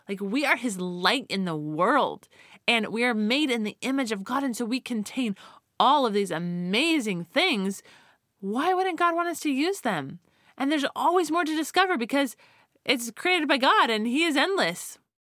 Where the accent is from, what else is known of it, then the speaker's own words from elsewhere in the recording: Colorado, United States; now in California, United States; growing up in Colorado